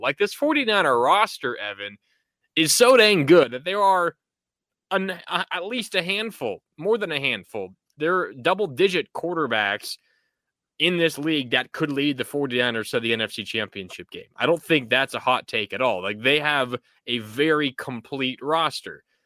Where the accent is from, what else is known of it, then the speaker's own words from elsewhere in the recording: North Bay, Sonoma County, California, United States; I grew up in the North Bay, uh, in Sonoma County